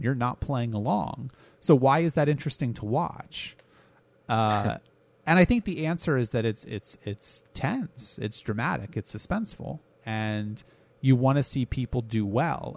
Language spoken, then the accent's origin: English; United States; I am an American